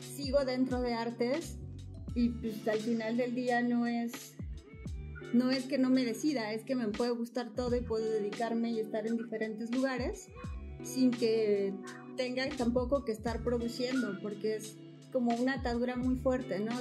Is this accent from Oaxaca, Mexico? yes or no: yes; Oaxaca, Mexico; soy de Oaxaca